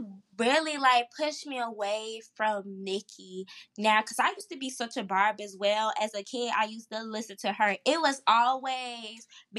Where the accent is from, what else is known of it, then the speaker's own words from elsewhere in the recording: New Orleans, Louisiana, United States; now in Atlanta, United States; Well, I'm from New Orleans, but I live in Atlanta.